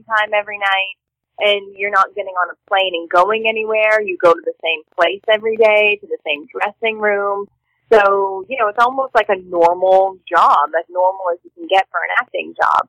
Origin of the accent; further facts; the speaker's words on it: Toronto, Ontario, Canada; I'm from Toronto, Canada. I don't know if you knew that, but and that's where I grew up